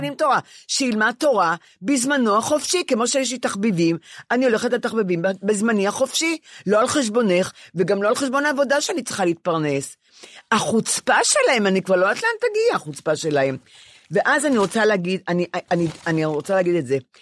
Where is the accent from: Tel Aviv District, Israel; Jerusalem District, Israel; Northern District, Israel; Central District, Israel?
Tel Aviv District, Israel; Ramat Gan; אני רמת גנית.